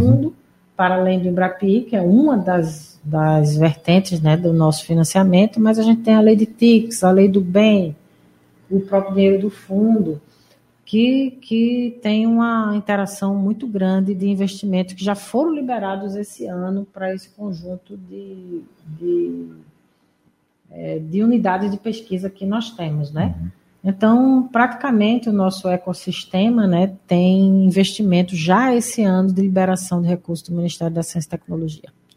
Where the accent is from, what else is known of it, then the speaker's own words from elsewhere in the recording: Pernambuco, Brazil; moved away; estou aqui na minha terra.